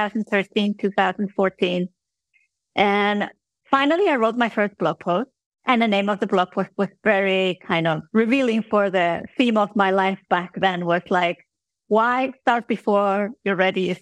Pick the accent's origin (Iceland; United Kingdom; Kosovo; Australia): Iceland; moved away as an adult; now in Switzerland; I am from Iceland originally, and then I had moved to Switzerland to be with my husband